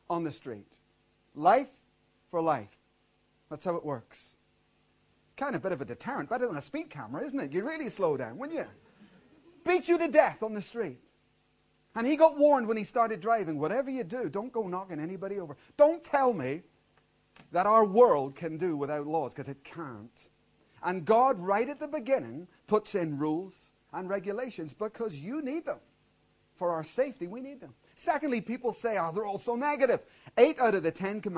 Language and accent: English; Belfast, Northern Ireland, United Kingdom; moved away; I grew up in Belfast, and that was one lawless city